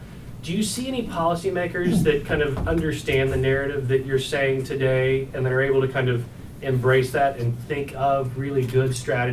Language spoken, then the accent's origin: English; Bug Scuffle, Texas, United States; moved away as an adult; now in Cambridge, United States; I'm from Bug Scuffle, Texas, middle of nowhere.